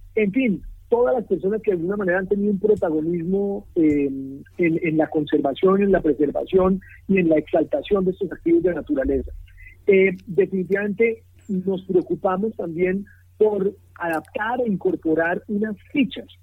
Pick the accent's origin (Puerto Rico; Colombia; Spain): Colombia; uno, como colombiano